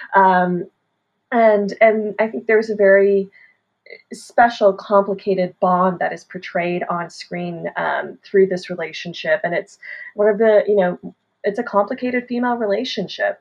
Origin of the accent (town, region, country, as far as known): Canada